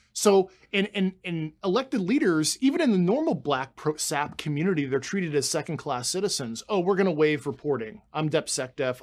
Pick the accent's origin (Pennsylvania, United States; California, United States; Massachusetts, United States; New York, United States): Pennsylvania, United States; Pittsburgh; moved away as an adult; I spent my entire life growing up in Pittsburgh, Pennsylvania